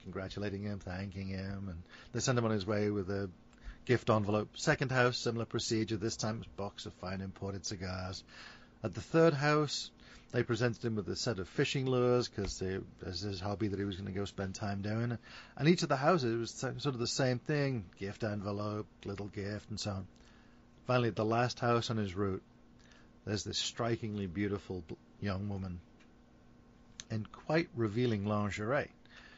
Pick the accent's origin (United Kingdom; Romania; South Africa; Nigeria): United Kingdom; England; moved away; being English